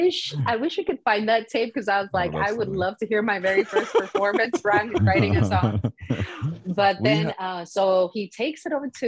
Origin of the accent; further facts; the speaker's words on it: Miami, Florida, United States; also born or lived in St. Croix, Virgin Islands / Houston, Texas; And then I was born in Miami. We moved to the Virgin Islands. So I grew up between Miami, St. Croix, Virgin Islands, and Houston, Texas